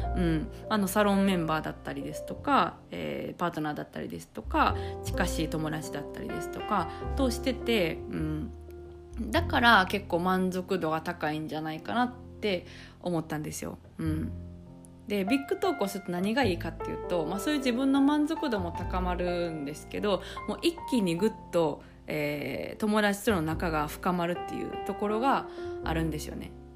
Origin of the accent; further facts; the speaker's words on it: Kansai, Japan; 私とかはあの関西人